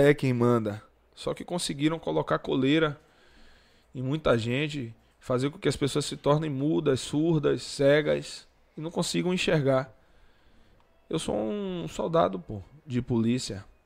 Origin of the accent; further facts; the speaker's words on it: Salvador, Bahia, Brazil; descia a ladeira do Luiz Anselmo, onde eu fui criado